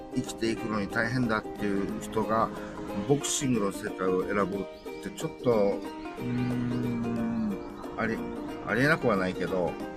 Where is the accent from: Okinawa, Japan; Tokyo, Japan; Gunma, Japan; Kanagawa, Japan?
Okinawa, Japan; 自分私身沖縄県出身の、うん高校球児